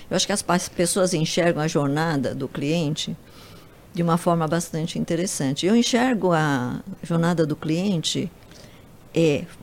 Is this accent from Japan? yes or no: yes; Japan; now in Brazil; Eu sou japonesa, tenho a paciência oriental um pouco